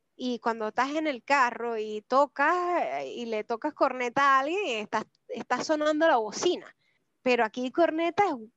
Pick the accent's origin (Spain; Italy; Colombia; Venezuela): Venezuela; moved away as an adult; now in Santiago, Chile; nosotros los venezolanos